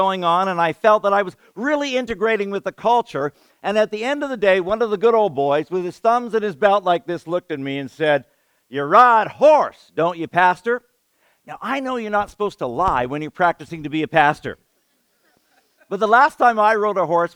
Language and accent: English; Canada; I'm a Canadian kid, a city boy